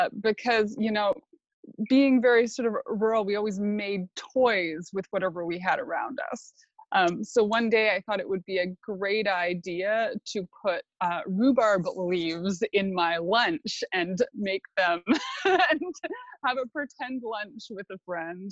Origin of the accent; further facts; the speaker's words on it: Sunshine Coast, British Columbia, Canada; I grew up in a farmhouse on the Sunshine Coast